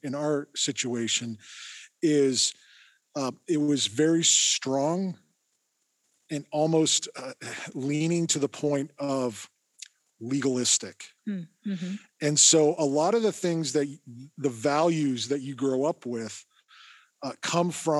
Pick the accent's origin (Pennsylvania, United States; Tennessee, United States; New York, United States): Pennsylvania, United States; Erie; I grew up in Erie, so I'm an Erieite, and Graduated from Fairview High School